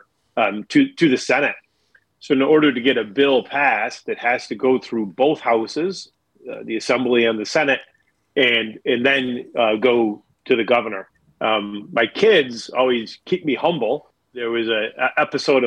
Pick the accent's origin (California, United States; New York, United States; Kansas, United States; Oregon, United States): New York, United States; Buffalo area; I grew up in a pretty blue-collar environment.